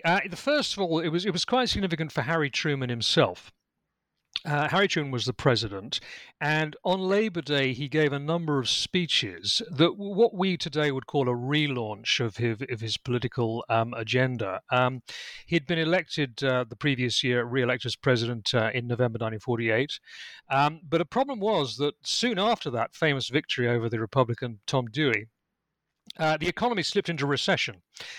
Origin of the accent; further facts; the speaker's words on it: United Kingdom; accent: British; Well, as I think you can tell from my accent, I'm British. I'm actually speaking to you from my home in Lincolnshire in England.